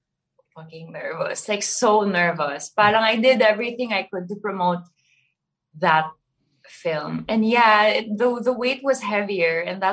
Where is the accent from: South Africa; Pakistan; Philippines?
Philippines; Baguio, Cordillera Administrative Region; I grew up in Baguio, but then my family didn't really, speak Tagalog at home.